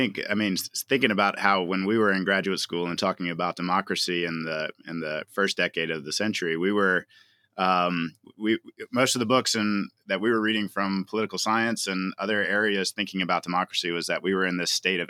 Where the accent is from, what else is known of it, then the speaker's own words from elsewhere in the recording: the South, United States; I grew up in the South